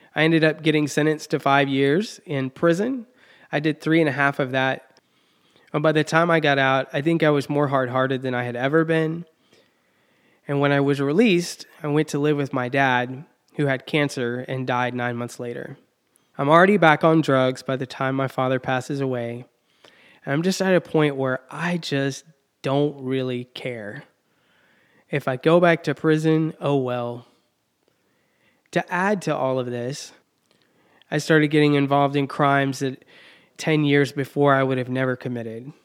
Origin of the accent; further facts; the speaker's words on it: Texas, United States; now in Indiana, United States; where I grew up in Texas